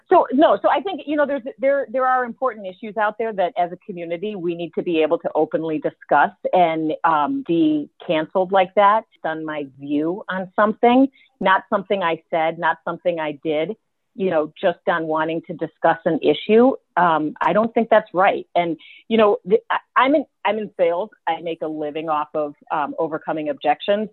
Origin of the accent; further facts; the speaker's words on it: Lake Forest, United States; I'm from Lake Forest. You know, from Lake Forest.